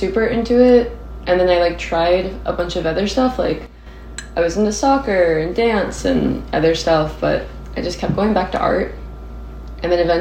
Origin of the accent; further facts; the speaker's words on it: Nashville, Tennessee, United States; also born or lived in Texas; I was born in Texas and then raised in Nashville